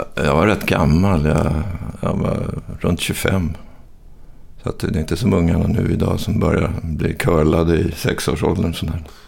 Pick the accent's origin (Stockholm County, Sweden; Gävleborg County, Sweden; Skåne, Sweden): Stockholm County, Sweden; Stockholm; also born or lived in Hofors, Gästrikland; det var bättre att växa upp i Stockholm